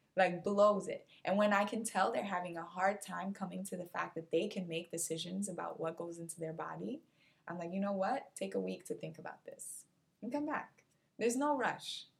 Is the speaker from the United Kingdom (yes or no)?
no; Cape Verde; now in United States; my home country, which is Cape Verde